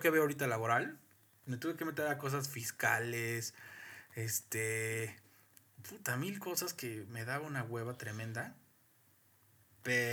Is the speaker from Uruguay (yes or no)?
no; Mexico; como mexicano